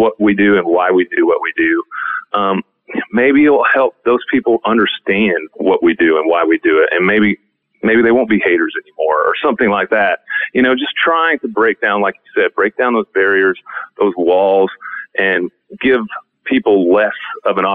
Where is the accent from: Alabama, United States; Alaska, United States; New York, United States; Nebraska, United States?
Nebraska, United States; Hubbell; moved away; I love growing up in Hubble